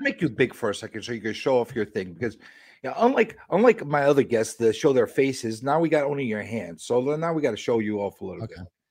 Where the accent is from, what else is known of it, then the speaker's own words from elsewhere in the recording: New York City, New York, United States; I'm a New Yorker